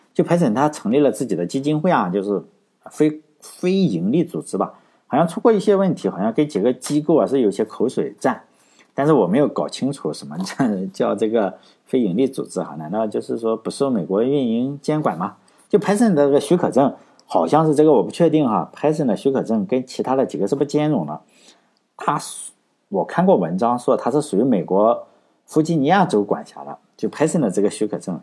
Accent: China; 我们中国人的思维

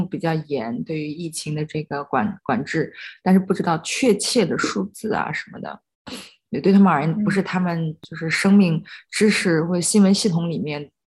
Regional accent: China; 我跟他们说我是从中国来的，

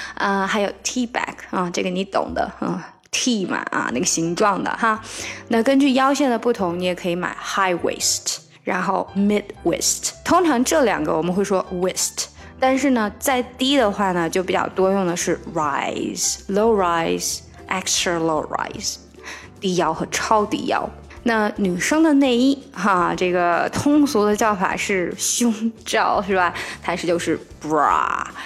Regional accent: China; 我们中国人会把这个字重叠起来

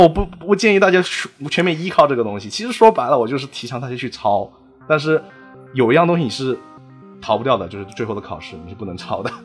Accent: China; moved away as an adult; now in United States; 我们中国人，特别是留学生在这边啊

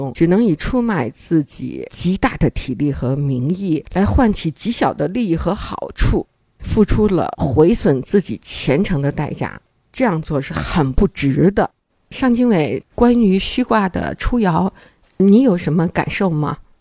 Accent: China; 我们中国人

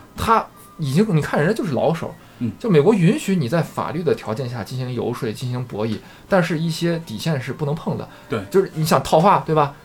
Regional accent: China; 我们中国人，呃，这话说得有点绝对啊，就是，嗯。呃，像我一样的这种普通的中国的打工仔

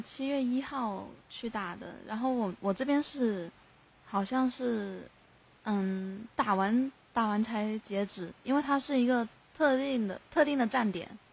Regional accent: Guangdong, China; 我是广东人

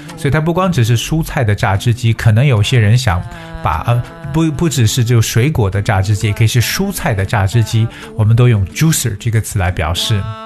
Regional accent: China; 我们中国人做饭都要用锅

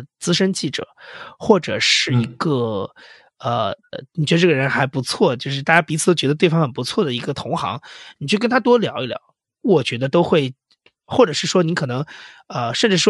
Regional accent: Huainan, Anhui, China; moved away; also born or lived in Shanghai; 因为我老家就是产豆腐的，安徽淮南，号称豆腐之乡，

